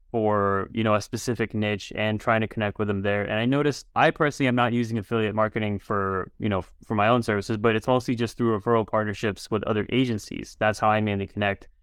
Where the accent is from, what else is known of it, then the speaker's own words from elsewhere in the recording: Chicago, Illinois, United States; I grew up in Chicago as well